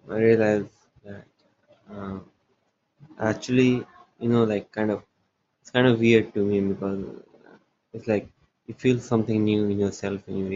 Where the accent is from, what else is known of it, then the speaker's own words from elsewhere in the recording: India; I am from India.